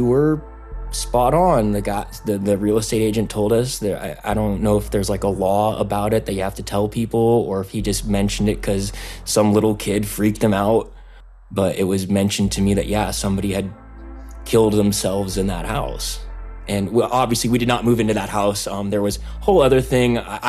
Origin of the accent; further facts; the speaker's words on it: Los Angeles, California, United States; I'm also from the Los Angeles area